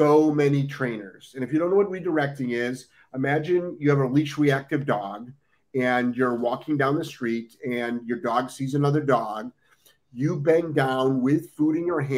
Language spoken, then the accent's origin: English; Ohio, United States; now in Florida, United States; I'm originally from Ohio. I spent, we used to do field trips up to Michigan